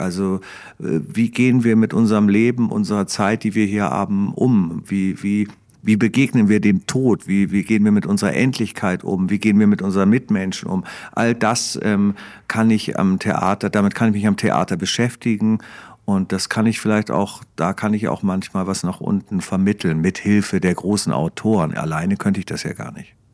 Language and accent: German; Hamburg, Germany; dann musste ich mir als Hamburger Tuko ansehen, weil wir den alle so geliebt haben, wir Hamburger.